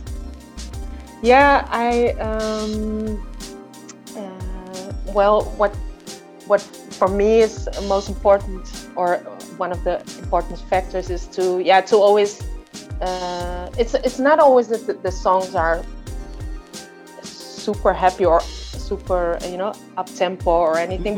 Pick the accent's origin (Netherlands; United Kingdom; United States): Netherlands; north of Holland, northern Netherlands; I was born in Holland, in the north of Holland. And I grew up in a musical home